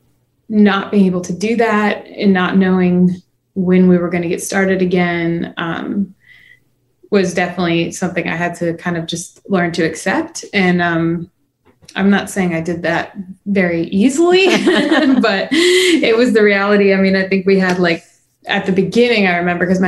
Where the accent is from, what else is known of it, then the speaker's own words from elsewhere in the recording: Chicago, Illinois, United States; moved away as an adult; now in Nashville, United States; I wasn't technically born in Chicago, but I was largely raised there. I lived there from when I was 4 till when I was 18. So that's kind of my hometown